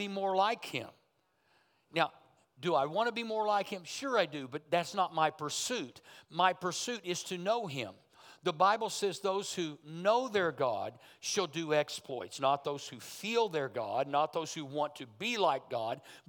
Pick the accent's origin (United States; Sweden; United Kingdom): United States; Berry Hill, Oklahoma; I come from Berry Hill, Oklahoma